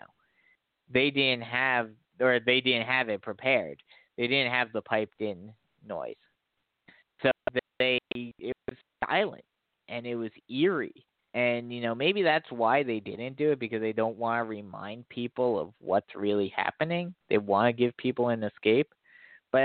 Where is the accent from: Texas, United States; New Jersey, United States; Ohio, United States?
New Jersey, United States; moved away; I grew up in New Jersey. I grew up right across the river from New York